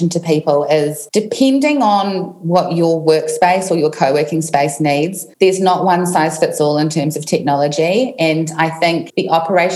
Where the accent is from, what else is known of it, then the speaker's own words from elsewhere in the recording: New Zealand; I was in New Zealand, in my hometown. Where I am right now.